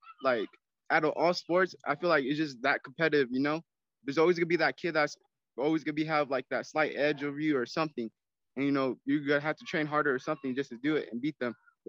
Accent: Albuquerque, New Mexico, United States; I'm from Albuquerque, New Mexico, the 505.

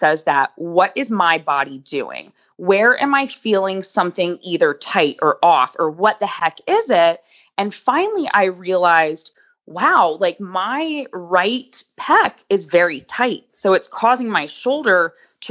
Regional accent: Boca Raton, Florida, United States; moved away as an adult; now in Lexington, United States; I'm originally from South Florida, Boca Raton

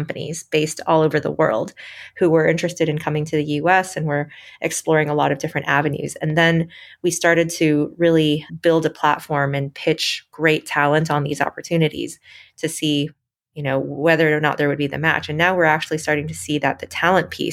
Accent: Michigan, United States; I grew up in Michigan

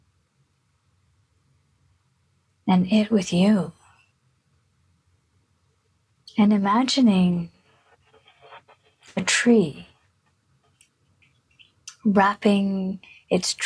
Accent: India; I was born in India

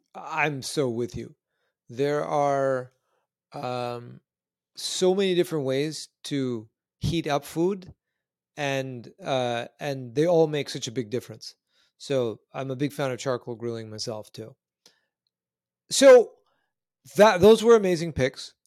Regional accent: Canada; moved away; I'm originally Canadian myself, uh, born further north

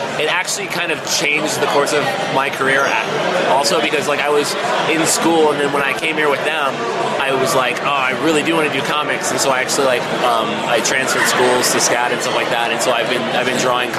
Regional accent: Atlanta, Georgia, United States; Yeah, so we're from Atlanta, so we've been to Dragon.

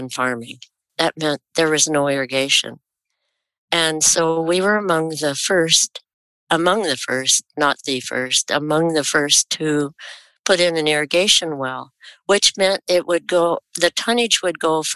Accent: Salem, Oregon, United States; also born or lived in Hays, Kansas; I was born in Hayes, Kansas, to parents and grandparents that were wheat farmers. And we moved to Oregon when I was 5, and I've been here in Salem since then

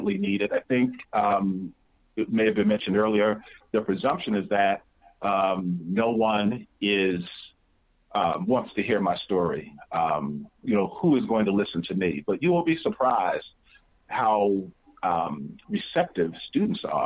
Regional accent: New Jersey, United States; I'm from New Jersey

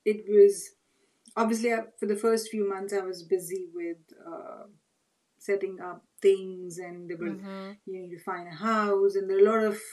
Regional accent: South India, India; English is a second language; moved away as an adult; also born or lived in Mumbai, India; now in London, United Kingdom; I was born and brought up in India

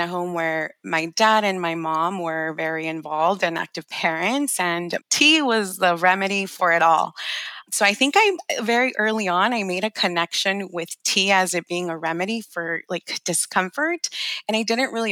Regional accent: Los Angeles, California, United States; I grew up in Los Angeles

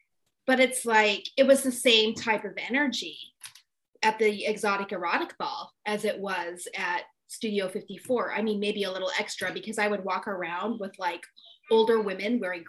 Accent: California, United States; also born or lived in New York; now in Albany, United States; I grew up in California. I'm a California girl, born and bred.

